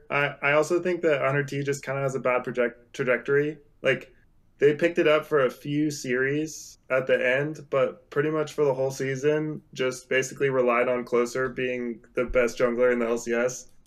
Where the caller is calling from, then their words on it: Beaverton, Oregon, United States; Uh, I'm calling from Beaverton, Oregon.